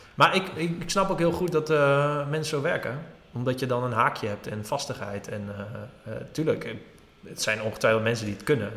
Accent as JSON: {"language": "Dutch", "region": "Drenthe", "country": "Netherlands", "said": "Ik kom uit Drenthe"}